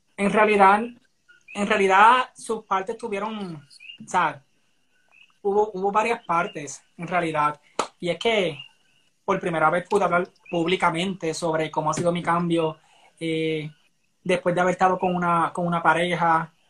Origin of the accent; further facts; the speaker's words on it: Barranquitas, Puerto Rico; soy de Barranquitas, del pueblo del centro de la isla